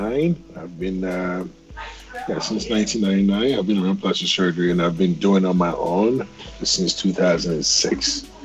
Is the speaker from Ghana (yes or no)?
yes; Ghana; as a young boy in Ghana, you know, you growing up in Africa